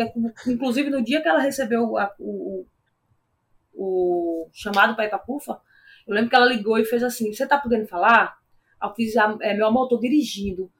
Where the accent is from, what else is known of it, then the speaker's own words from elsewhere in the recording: Natal, Rio Grande do Norte, Brazil; João Pessoa era perto da minha cidade natal. E aí todo mundo foi ver suas famílias e tal, eu fui para Natal também.